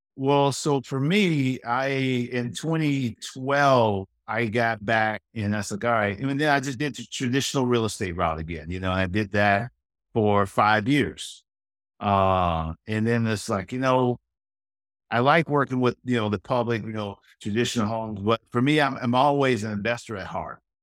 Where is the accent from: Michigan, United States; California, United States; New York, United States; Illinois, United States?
Michigan, United States; Pontiac; We grew up in Pontiac, and uh, that's just north of Detroit, suburb of Detroit.